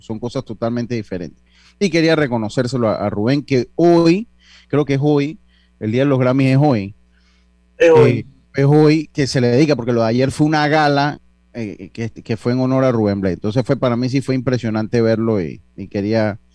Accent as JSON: {"language": "Spanish", "country": "Panama", "said": "nosotros como panameños"}